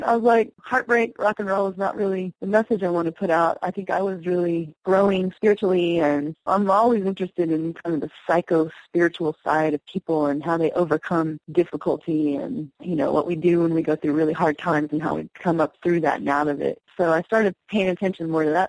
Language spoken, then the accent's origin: English; Osage Reservation, Oklahoma, United States; moved away; I grew up on the reservation in Oklahoma. I'm Osage